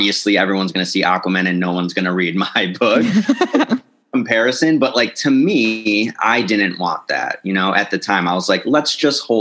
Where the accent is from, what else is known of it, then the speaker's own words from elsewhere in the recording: Carol Stream, Illinois, United States; moved away; I grew up in the suburbs of Chicago, Carroll Stream, Illinois.